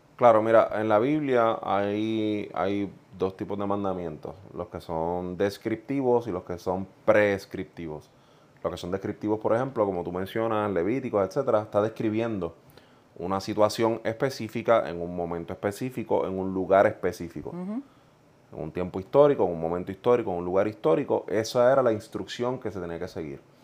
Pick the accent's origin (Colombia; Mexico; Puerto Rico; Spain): Puerto Rico; also born or lived in Ponce, Puerto Rico; yo soy del centro de la isla, de Juntas Puerto Rico, nacido en Ponce. Y crecí en un hogar no necesariamente cristiano.